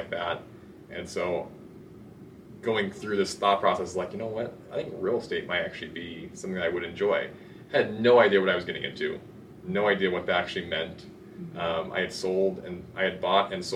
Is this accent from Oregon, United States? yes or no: yes; Salem, Oregon, United States; moved away as an adult; now in Utah, United States; I'm originally from Salem, Oregon. Grew up in the Salem, Oregon area